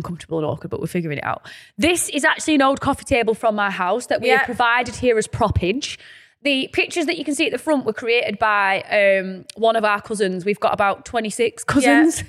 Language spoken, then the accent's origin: English; Burnley, North West England, United Kingdom; also born or lived in Newcastle; We sound like we're from Burnley